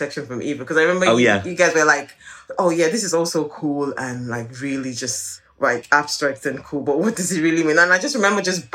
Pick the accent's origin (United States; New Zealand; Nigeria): Nigeria; moved away; growing up in Nigeria